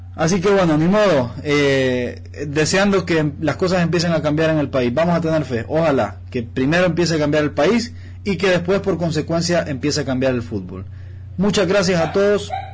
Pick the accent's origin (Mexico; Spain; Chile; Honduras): Honduras; Yo como hondureño